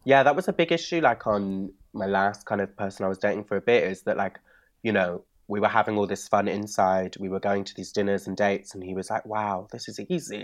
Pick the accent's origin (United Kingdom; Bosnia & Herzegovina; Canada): United Kingdom; Bristol, South West England; moved away; When I grew up in Bristol